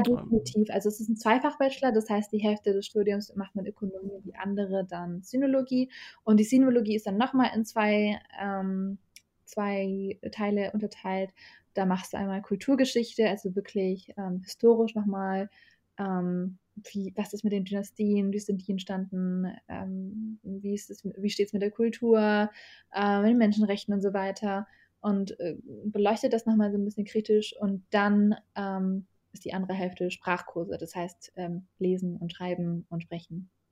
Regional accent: Germany; also born or lived in Iraq; ich bin da geboren. Also ich bin mit zwei Jahren äh, nach Deutschland gereist

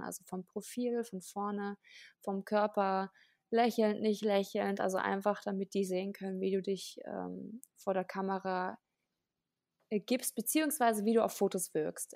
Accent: Nienhagen, Lower Saxony, Germany; moved away as an adult; now in Berlin, Germany; Ich komme ursprünglich aus Niedersachsen, ähm, aus, einer, aus einem Dorf namens Nienhagen. Das ist bei Celle

